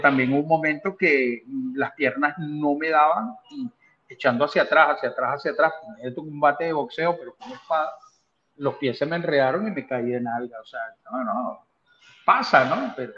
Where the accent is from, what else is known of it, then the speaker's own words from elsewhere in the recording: Venezuela; moved away as an adult; now in United States; fui atleta de alta competencia en mi país, como en, la esgrima, y actualmente a mi, a mi edad, pues soy un federado acá en los Estados Unidos